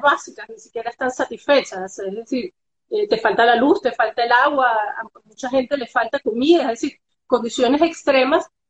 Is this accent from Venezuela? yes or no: yes; Venezuela; Nosotros como venezolanos